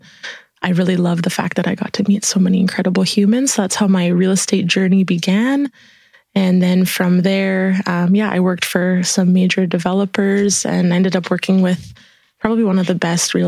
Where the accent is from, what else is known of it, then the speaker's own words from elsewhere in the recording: Prince Rupert, British Columbia, Canada; now in Kelowna, Canada; immigrated from Italy to Prince Rupert. So that was the little town that I was born and raised in on the coast of Canada